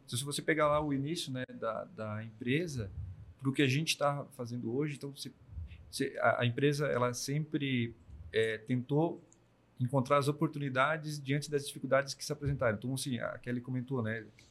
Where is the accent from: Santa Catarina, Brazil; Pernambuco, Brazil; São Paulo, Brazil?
Santa Catarina, Brazil; Braço do Norte; eu sou natural de Braço Norte